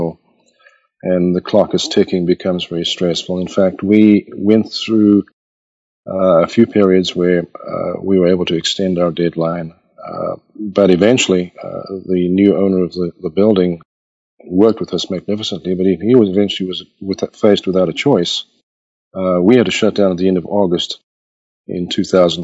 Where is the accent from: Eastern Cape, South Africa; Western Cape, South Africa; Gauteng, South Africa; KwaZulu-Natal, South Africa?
KwaZulu-Natal, South Africa; Pietermaritzburg; now in United States; I was born and raised in South Africa. And in the mid to late 60s, in a little town called Pietermaritzburg